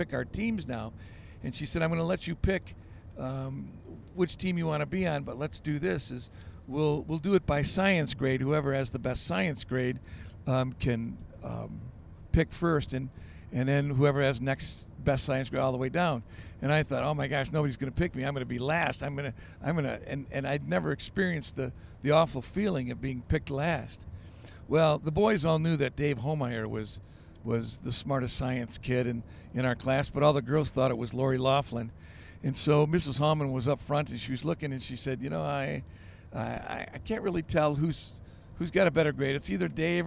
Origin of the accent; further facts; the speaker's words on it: Grand Haven, Michigan, United States; my hometown of Grand Haven, Michigan